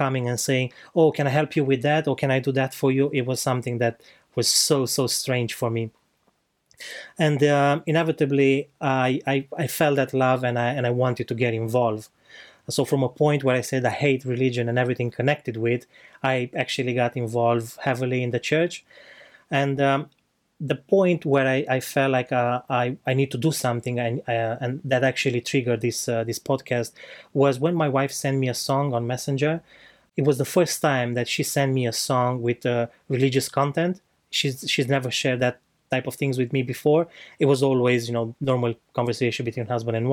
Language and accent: English; Romania; moved away; I'm not from here, I'm from Romania. So back in Romania, I spent most of my life